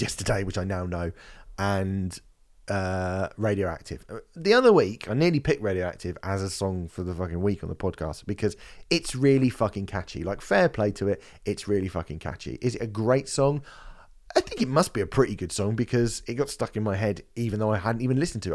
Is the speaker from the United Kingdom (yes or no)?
yes; United Kingdom; for me as a British person